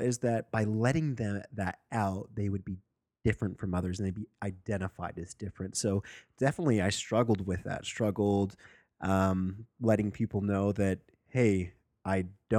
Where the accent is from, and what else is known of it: Sandy, Utah, United States; born or raised there